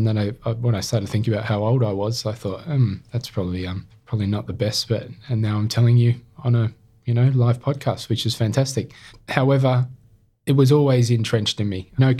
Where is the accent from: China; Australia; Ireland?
Australia; Sydney, New South Wales; also born or lived in Camden, Australia; I was brought up in Sydney, so born in Camden and moved to Sydney at the age of 5, then went through schooling here and university